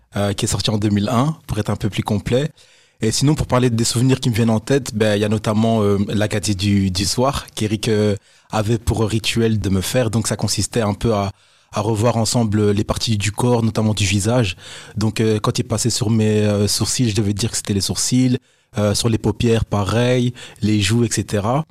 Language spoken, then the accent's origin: French; Brussels, Brussels-Capital Region, Belgium; also born or lived in Nivelles; quand je parle de la maison, je parle de chez moi à Bruxelles